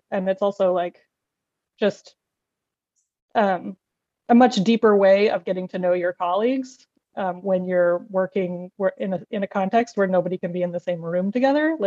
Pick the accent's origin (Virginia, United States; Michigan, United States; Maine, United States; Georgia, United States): Maine, United States; moved away as an adult; also born or lived in Boston; I'm originally from Maine, so now I'm teaching in, in that context. I'm back in Maine